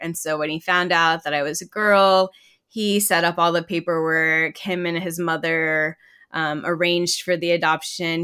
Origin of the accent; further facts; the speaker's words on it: Southlake, Texas, United States; also born or lived in Georgia, United States / Korea; we moved to South Lake, Texas